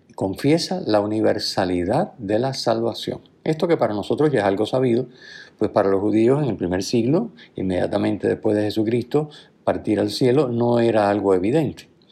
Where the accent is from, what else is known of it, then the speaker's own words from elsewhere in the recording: Puerto Rico; diríamos nosotros, ¿verdad? Aquí en Puerto Rico